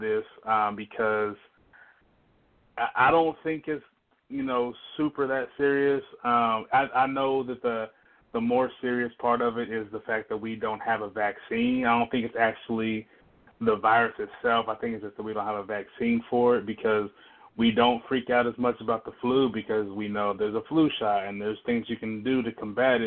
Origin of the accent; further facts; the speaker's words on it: the South, United States; I'm from the South